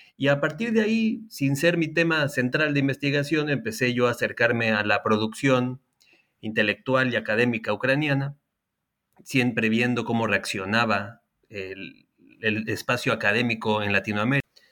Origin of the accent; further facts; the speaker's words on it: Mexico; now in Chile; principalmente en México, país de donde yo soy, y también en Chile, país en el que vivo